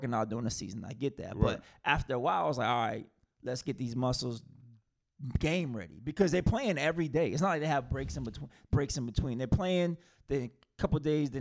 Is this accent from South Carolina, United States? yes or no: yes; South Carolina, United States; Shout out to my home state